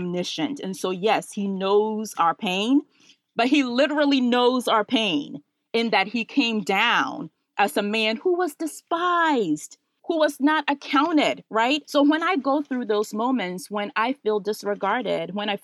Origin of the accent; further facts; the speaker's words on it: Ghana; now in Washington, DC, United States; So I was born in Ghana